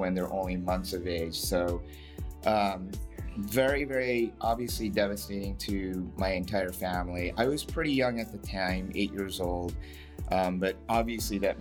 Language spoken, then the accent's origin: English; Southern California, United States; I was born and raised in SoCal, beautiful SoCal